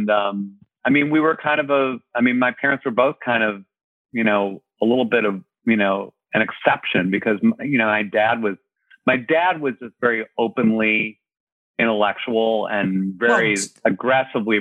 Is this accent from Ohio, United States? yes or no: yes; Shaker Heights, Ohio, United States; moved away; also born or lived in California; I'm from Ohio